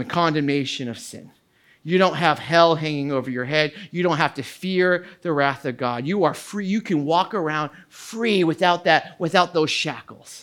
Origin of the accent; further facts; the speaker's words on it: United States; I am an American